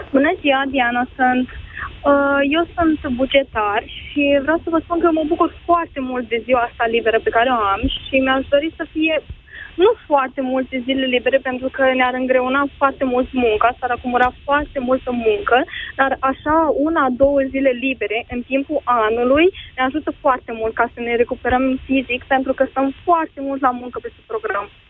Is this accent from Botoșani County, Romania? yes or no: yes; Botoșani, Botoșani County, Romania; moved away as an adult; now in Constanța, Romania; Sunt din Botoșani și lucrez în Constanța